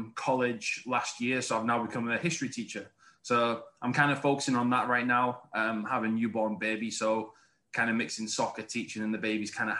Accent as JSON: {"language": "English", "region": "England", "country": "United Kingdom", "also_born_or_lived": "Italy / Arizona / Wisconsin", "moved": "as an adult", "lives_now": "Florida, United States", "said": "I am based down in Florida. I'm originally from England"}